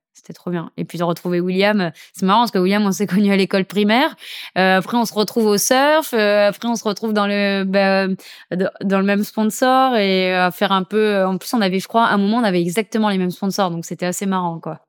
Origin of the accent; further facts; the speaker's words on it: St. Martin; depuis que je suis toute petite, je viens de Saint-Martin